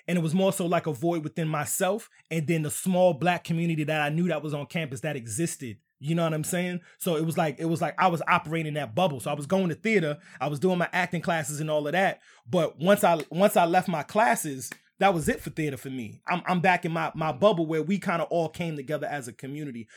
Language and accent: English; New York City, New York, United States; moved away; also born or lived in Southern Maryland; I was coming from Southern Maryland by way of New York